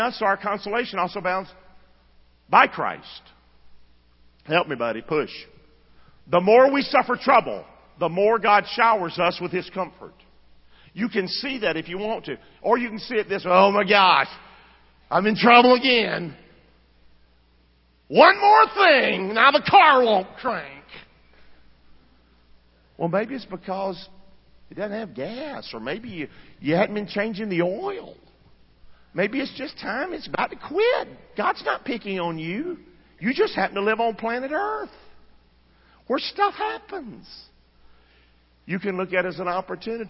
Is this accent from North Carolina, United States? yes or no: yes; Rockingham, North Carolina, United States; I'm from Rockingham. Grew up the son of a drunk